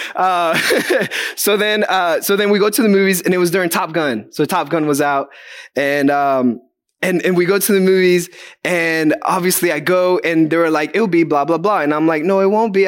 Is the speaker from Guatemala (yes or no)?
yes; Guatemala; moved away; I'm from Guatemala